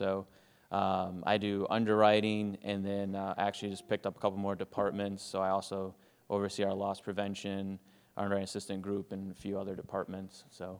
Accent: near Ann Arbor, Michigan, United States; moved away as an adult; also born or lived in Chicago, Illinois; now in Whitestown, United States; So I grew up in Michigan, actually. I grew up about 25 minutes outside of Ann Arbor. And yes. And then went to college in Central Michigan, then went to graduate school at Northwestern, and that took me to Chicago, where I lived for about 10 years

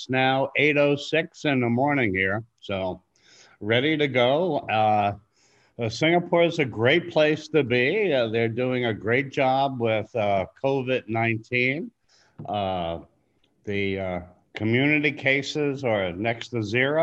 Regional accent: Long Island, New York, United States; also born or lived in Nepal; I grew up in Long Island.

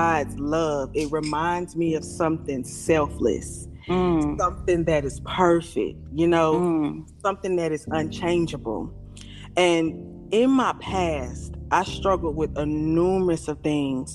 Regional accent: Raleigh, North Carolina, United States; now in Apex, United States; I'm from Raleigh, North Carolina. I currently reside in Apex, North Carolina

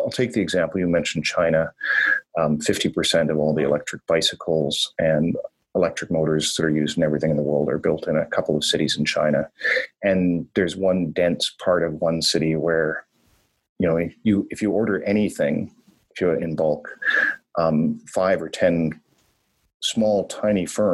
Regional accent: Northern Ontario, Canada; also born or lived in Toronto / São Paulo / Singapore; now in Vancouver, Canada; I grew up in Northern Ontario and Northern Canada

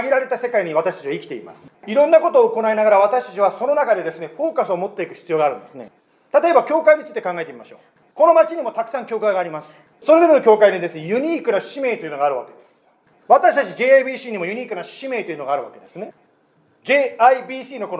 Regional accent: United States; 私はアメリカ人で主人は日本人です

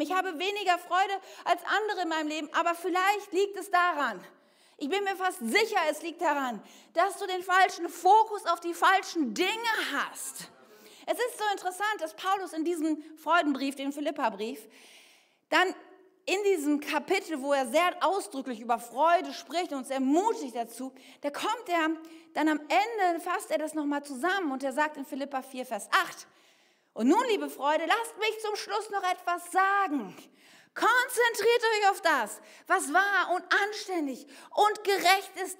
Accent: Bergisches Land, North Rhine-Westphalia, Germany; Ich bin im Bergischen Land aufgewachsen

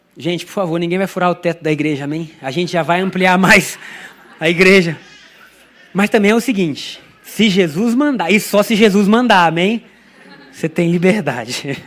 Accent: Brazil; first language Portuguese; eu sou brasileiro, no meu país a gente fala português

